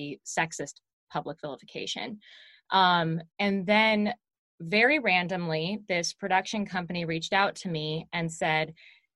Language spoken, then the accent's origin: English; Seattle, Washington, United States; I grew up in Seattle